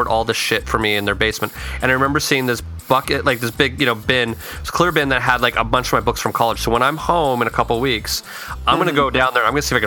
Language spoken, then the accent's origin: English; Utah, United States; moved away as an adult; growing up in Utah